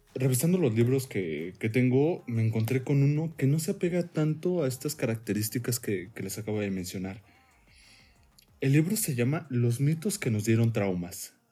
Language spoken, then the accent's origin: Spanish; Mexico; como mexicanos